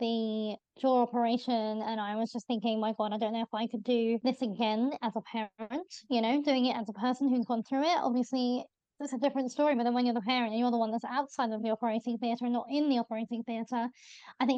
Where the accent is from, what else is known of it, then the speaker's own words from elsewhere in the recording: London, United Kingdom; I'm from Northwest